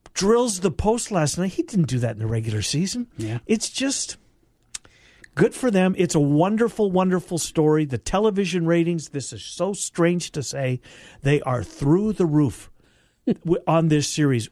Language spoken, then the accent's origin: English; Winnipeg, Manitoba, Canada; my hometown had a team